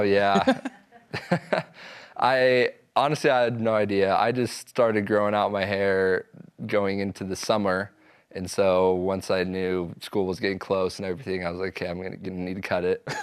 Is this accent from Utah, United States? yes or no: yes; Provo, Utah, United States; I grew up in Provo